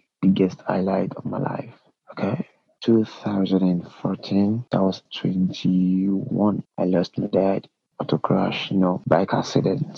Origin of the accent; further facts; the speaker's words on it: Nigeria; being in Nigeria. Being a Nigerian, being born in a country